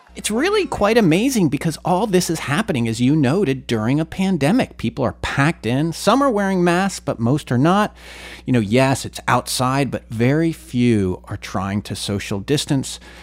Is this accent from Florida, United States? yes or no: no; Scranton, Pennsylvania, United States; 2446 North Washington Avenue in Scranton, Pennsylvania